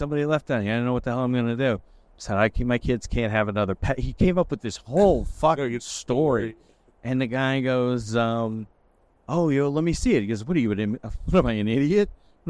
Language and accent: English; Port Jefferson Station, New York, United States; I'm from Port Jeff Station.